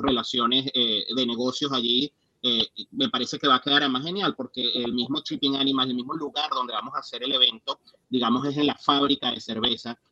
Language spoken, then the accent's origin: Spanish; Venezuela; now in United States; como venezolanos